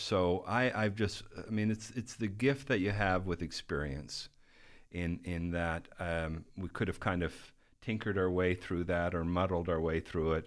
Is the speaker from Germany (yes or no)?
no; Canada; moved away as an adult; now in Midland, United States